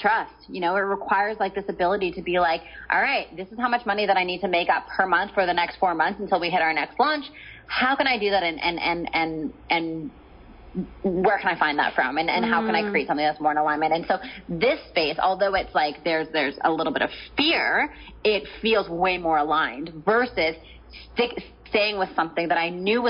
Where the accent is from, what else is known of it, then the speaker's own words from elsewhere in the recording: Canada; moved away as an adult; now in San Diego, United States; I'm Canadian. I had like a house and a car and my family and all of my belongings and my business and et cetera, et cetera. Everything was in Canada.